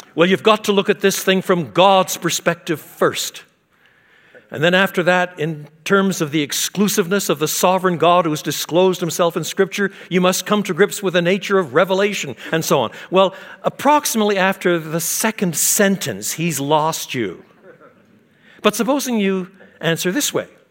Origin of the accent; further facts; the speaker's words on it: Quebec, Canada; I was brought up in French Canada.